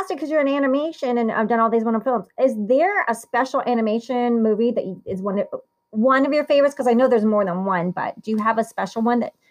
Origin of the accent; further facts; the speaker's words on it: Italy; born there; and I was born in Italy